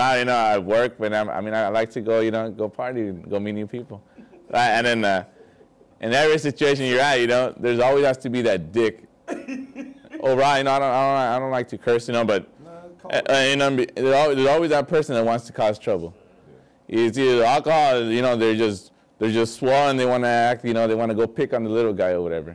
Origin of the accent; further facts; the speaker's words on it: Vista, California, United States; I grew up in Vista, you know, I was a skater